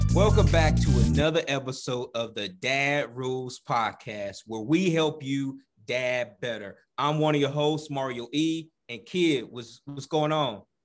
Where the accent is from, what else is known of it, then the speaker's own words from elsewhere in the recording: the South, United States; moved away; also born or lived in Midwest / Southwest; growing up in the South